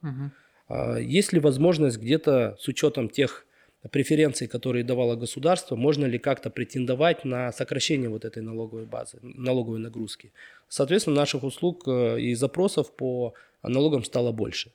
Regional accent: Karaganda, Karaganda Region, Kazakhstan; moved away as an adult; also born or lived in Almaty, Kazakhstan; now in Astana, Kazakhstan; я родился, вырос в Караганде

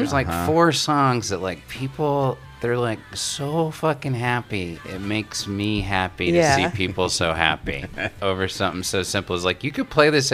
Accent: Little Rock, Arkansas, United States; I'm from Little Rock, Arkansas, you know, and so I grew up in the 70s and the 80s in Little Rock

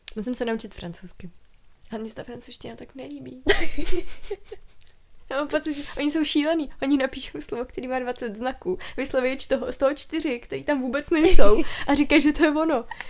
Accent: Czechia; jsem se narodila v Česku

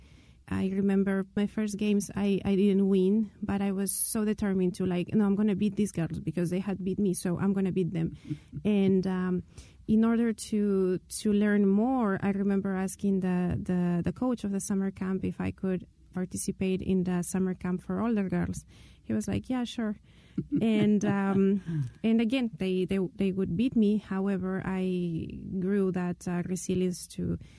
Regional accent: Lima, Peru; I'm from Lima, Peru, the capital city

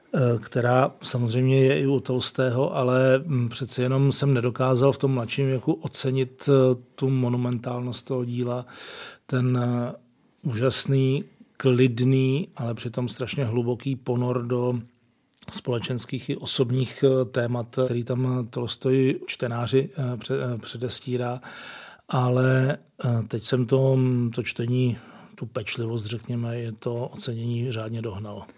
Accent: Prague, Czechia; Jsem, jsem z Prahy

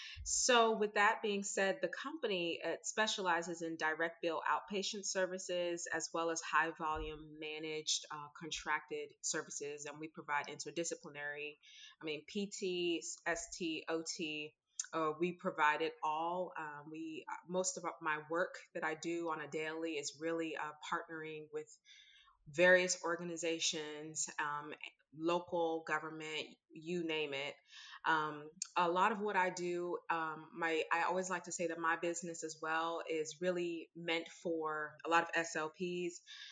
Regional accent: Maryland, United States; I'm from Maryland, the Washington, D.C., Maryland area, and I didn't get it either.

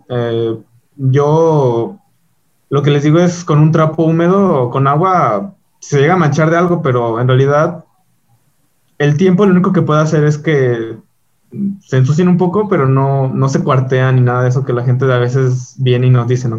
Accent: León, Guanajuato, Mexico; soy de León

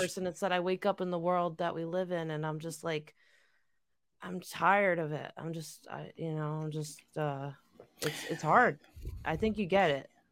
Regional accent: New York, United States; also born or lived in Southern California / Missouri; I grew up here in New York

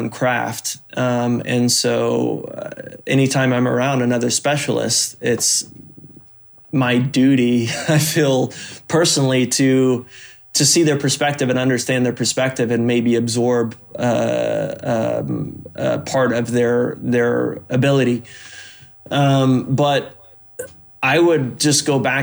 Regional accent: Oklahoma, United States; I grew up in Oklahoma woods

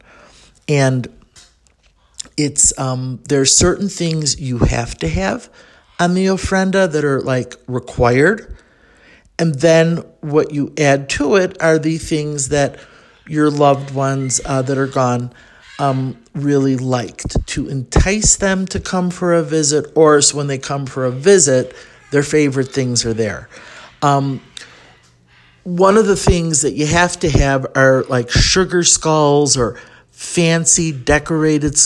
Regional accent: Chicago, Illinois, United States; I'm from Chicago.

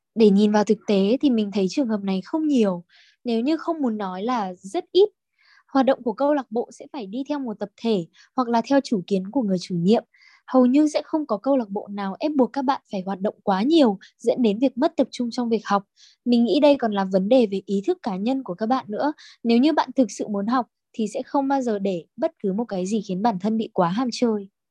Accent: Bac Ninh, Vietnam; mình đến từ Bắc Ninh

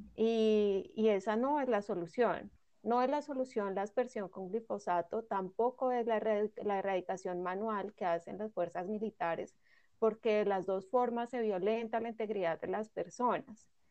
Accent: Colombia

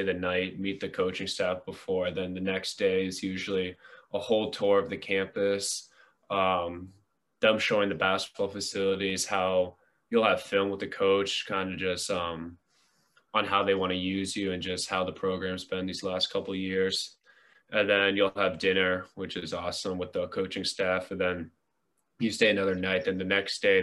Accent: Southborough, Massachusetts, United States; now in Northborough, United States; I grew up in Southborough, Massachusetts, but now I live in Northborough, Massachusetts

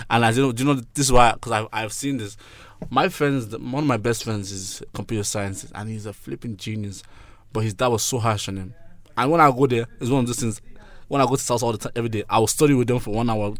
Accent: Ennis, Munster, Ireland; I grew up in Ennis.

